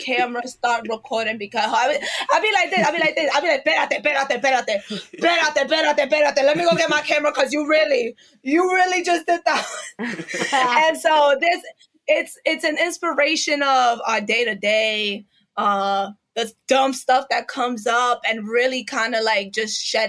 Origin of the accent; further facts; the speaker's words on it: New York City, New York, United States; I grew up in East New York in Brooklyn